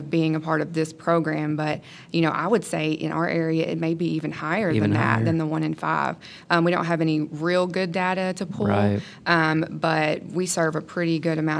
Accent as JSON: {"language": "English", "town": "Jonesboro", "region": "Arkansas", "country": "United States", "moved": "as an adult", "lives_now": "Memphis, United States", "said": "I'm actually from the Jonesboro area. But I've been in the greater Memphis area for the past about 4 years"}